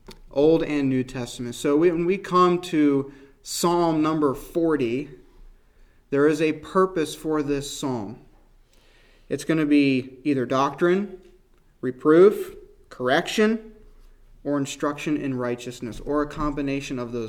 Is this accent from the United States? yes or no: yes; North Rose, New York, United States; moved away; my wife and I grew up here